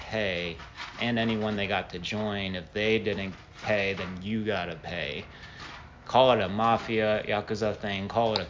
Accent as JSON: {"language": "English", "region": "Ohio", "country": "United States", "tie": "born or raised there", "also_born_or_lived": "Japan", "moved": "yes", "lives_now": "Dallas, United States", "said": "I was born in Japan, I came back here to Ohio, and we went back and forth a couple times or once every couple of years"}